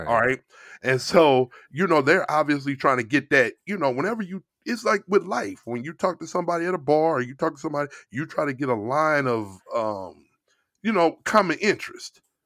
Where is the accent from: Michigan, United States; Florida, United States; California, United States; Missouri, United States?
Missouri, United States; St. Louis; moved away; I'm from St. Louis.